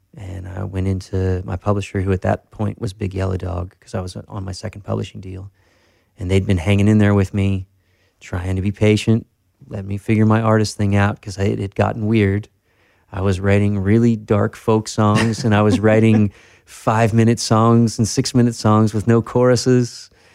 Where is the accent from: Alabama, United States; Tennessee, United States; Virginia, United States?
Tennessee, United States; now in Nashville, United States; I grew up in Tennessee uh, from three to 17.